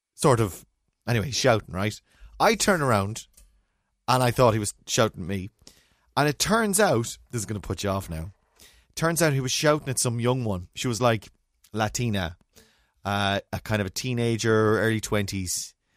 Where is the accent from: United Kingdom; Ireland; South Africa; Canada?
Ireland; being Irish